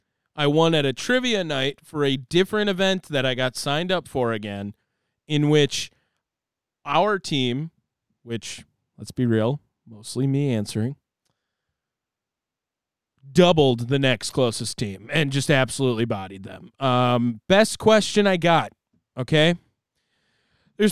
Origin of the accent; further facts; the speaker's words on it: Maryland, United States; born there; Right, I was born in 1985 in Maryland.